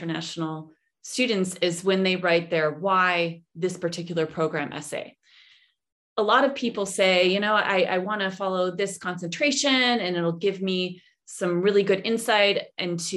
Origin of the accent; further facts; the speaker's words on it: Rochester, New York, United States; moved away as an adult; also born or lived in Washington, D.C. / Islamabad, Pakistan; now in Berlin, Germany; I grew up in Rochester, New York